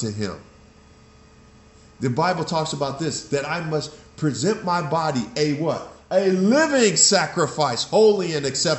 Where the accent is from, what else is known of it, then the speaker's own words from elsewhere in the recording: West Coast, United States; I grew up on the West Coast